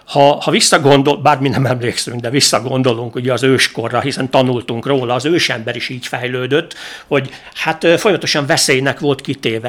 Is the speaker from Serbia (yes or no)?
no; Sopron, Győr-Moson-Sopron, Hungary; én Sopronban nőttem fel